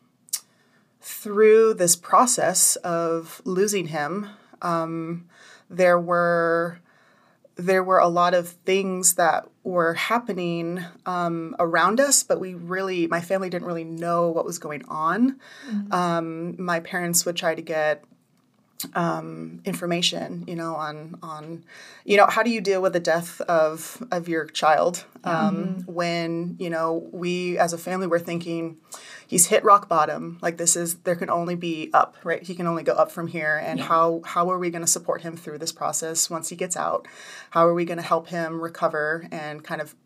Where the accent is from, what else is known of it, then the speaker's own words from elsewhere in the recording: Redding, California, United States; also born or lived in Hawaii; My family moved here from Hawaii when I was 8 years old. So that was 27 years ago. Mm-hmm. And I have two brothers and two sisters, and we grew up in Redding.